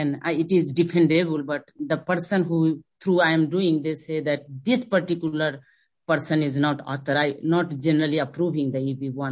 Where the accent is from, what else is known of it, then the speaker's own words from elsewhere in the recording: Canada; now in United States; when I was on TN as a Canadian, I filed my NIW